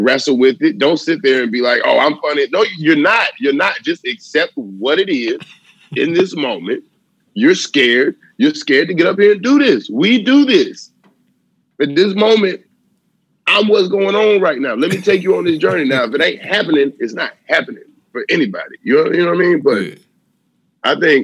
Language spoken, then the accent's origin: English; the South, United States; I'm from the South.